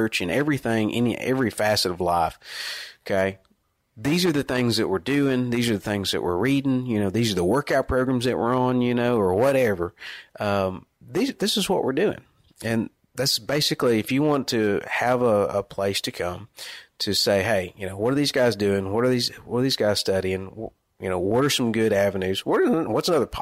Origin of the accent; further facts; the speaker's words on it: Northeast Texas, United States; moved away as an adult; now in Arkansas, United States; Born and raised in Northeast Texas